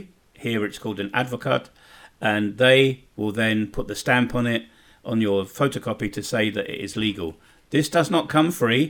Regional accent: United Kingdom; moved away as an adult; now in Bosnia and Herzegovina; being a Brit

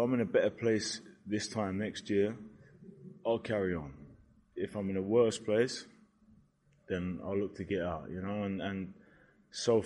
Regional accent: Brighton, South East England, United Kingdom; Brighton, my hometown

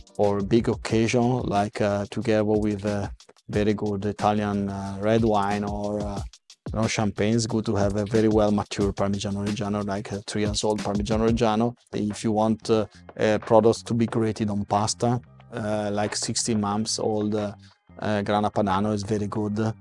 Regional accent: Novi Sad, Vojvodina, Serbia; moved away as an adult; now in Dubai, United Arab Emirates; I come from Serbia. I grew up in Serbia

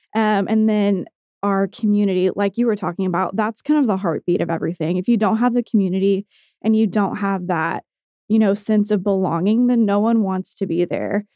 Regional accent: Tulsa, Oklahoma, United States; I grew up in Tulsa. I was born here, raised here, went to college here, and have stayed here

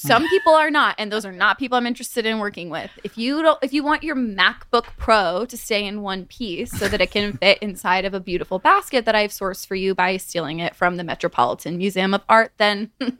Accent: Santa Clarita, California, United States; I'm from just outside of Hollywood.

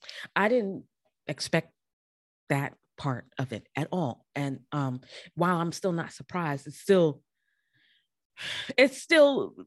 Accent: New York City, New York, United States; also born or lived in Harlem, New York; I'm not too far from the Bronx, but I'm originally from there and I'm living in Harlem right now.

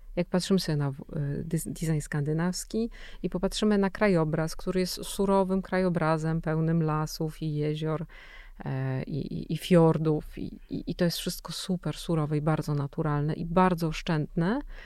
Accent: Silesian Voivodeship, Poland; ja jestem ze Śląska

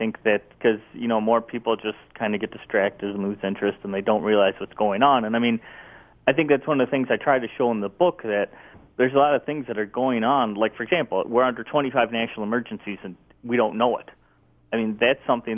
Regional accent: United States; as an American

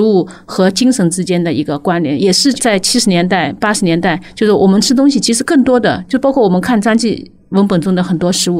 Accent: Ningbo, Zhejiang, China; 我会说宁波人啊

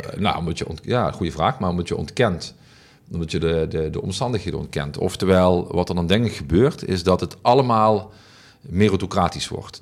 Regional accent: Heerlen, Limburg, Netherlands; mijn oude wijk Zeswegen. En ik woon nu één wijk verder en in een wijk die, die qua sociaal-economische omstandigheden vergelijkbaar is met de wijk waar ik vandaan kom

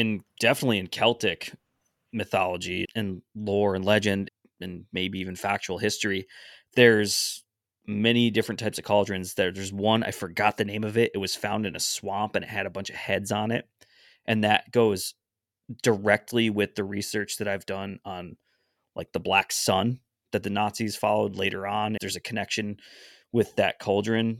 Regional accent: New England, United States; we're all from New England

